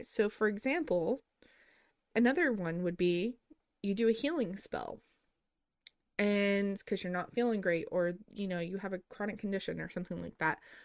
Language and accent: English; United States; growing up in America